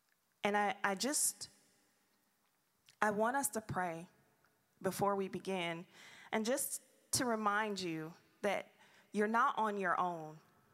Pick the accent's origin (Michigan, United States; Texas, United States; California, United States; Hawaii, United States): Michigan, United States; Detroit; moved away; I'm from Detroit